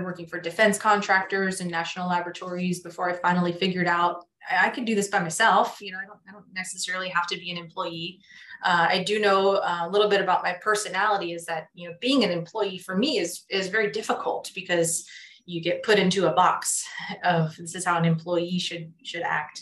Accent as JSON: {"language": "English", "area": "Central Valley", "region": "California", "country": "United States", "tie": "born or raised there", "also_born_or_lived": "San Diego, California", "said": "I grew up here in California in the Central Valley"}